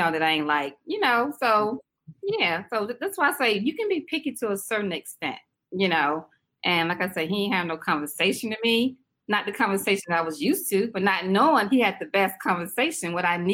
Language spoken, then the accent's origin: English; South Carolina, United States; also born or lived in Washington, D.C.; now in Raleigh, United States; I'm originally from South Carolina. You might can tell my little accent